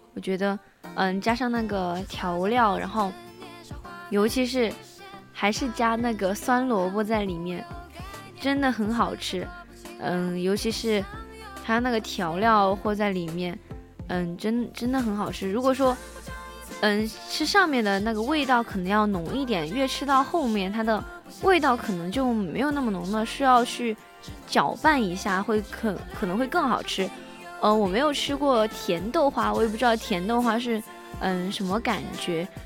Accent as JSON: {"language": "Chinese", "region": "Sichuan", "country": "China", "said": "我是四川人"}